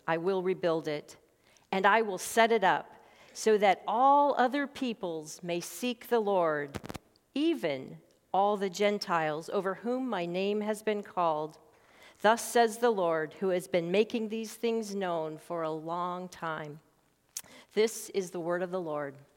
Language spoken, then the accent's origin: English; Montana, United States; now in Sarasota, United States; growing up in Montana, loving and caring for the great outdoors